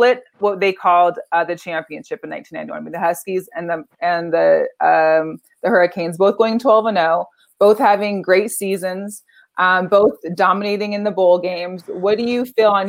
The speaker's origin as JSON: {"language": "English", "town": "Seattle", "region": "Washington", "country": "United States", "tie": "born or raised there", "said": "I was raised in Seattle"}